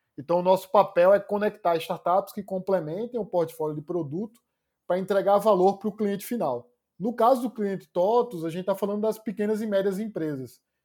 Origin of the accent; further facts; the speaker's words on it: Pernambuco, Brazil; moved away as an adult; also born or lived in Recife; now in São Paulo, Brazil; Eu sou pernambucano